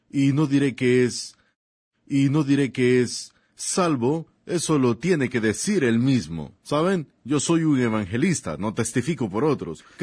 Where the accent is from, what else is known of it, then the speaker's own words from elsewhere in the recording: Germany; yo vengo de Alemania. Nací allá y un día de un día de mi adolescencia mientras estudiaba el árbol genealógico de los Bunkies